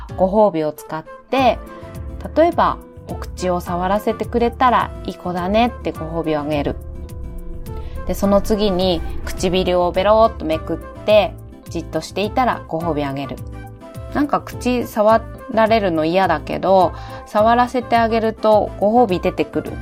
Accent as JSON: {"language": "Japanese", "region": "Fukushima", "country": "Japan", "tie": "born or raised there", "said": "私の地元でもあります福島で"}